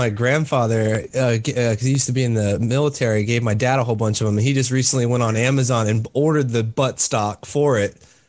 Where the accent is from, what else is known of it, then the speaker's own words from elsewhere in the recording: Texas, United States; born there; I was born in Texas and then I was raised all over the place because my dad moved around a lot.